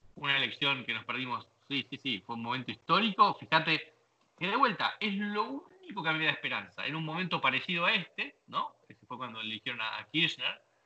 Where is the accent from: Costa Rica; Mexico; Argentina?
Argentina; moved away as an adult; also born or lived in British Virgin Islands / Uruguay; now in United States; Somos muy soberbios argentinos